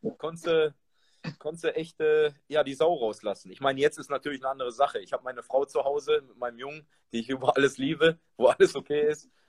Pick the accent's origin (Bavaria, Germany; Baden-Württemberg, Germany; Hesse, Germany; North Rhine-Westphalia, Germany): North Rhine-Westphalia, Germany; Duisburg; born there; bin zwar gebürtiger, ge, gebürtiger Duisburger, ne, aber äh, es war damals so, ich war mit 18 dann äh, in Duisburg gewesen